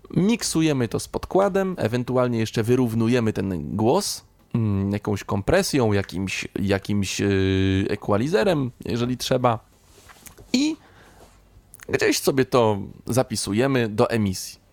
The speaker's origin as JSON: {"language": "Polish", "town": "Kutno", "region": "Łódź Voivodeship", "country": "Poland", "said": "pochodzę z Kutna, no to wtedy mieszkałem mm, z rodzicami 25 kilometrów, tak powiedzmy, od Kutna"}